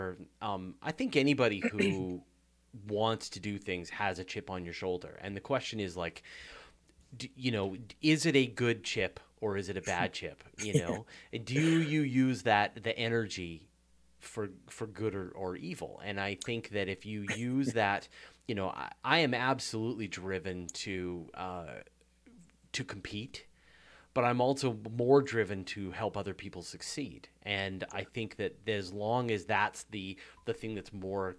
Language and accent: English; Canada; as a Canadian